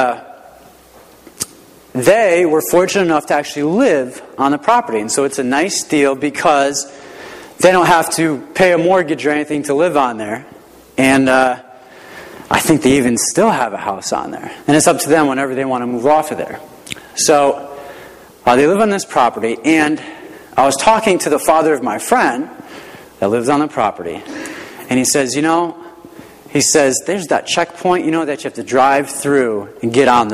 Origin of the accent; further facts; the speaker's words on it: Rocky Hill, Connecticut, United States; I grew up in the Hartford area, in Rocky Hill, nice little town south of Hartford